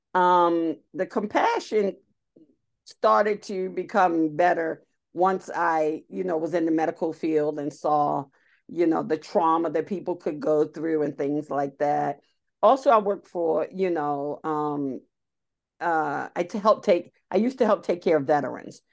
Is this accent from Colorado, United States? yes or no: no; Baltimore, Maryland, United States; moved away as an adult; now in Pennsylvania, United States; I actually grew up in Baltimore City.